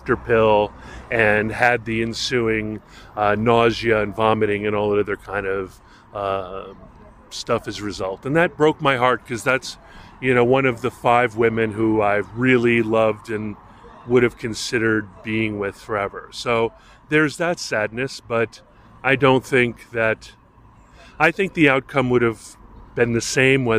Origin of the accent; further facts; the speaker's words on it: Hawaii, United States; as a young man growing up in Hawaii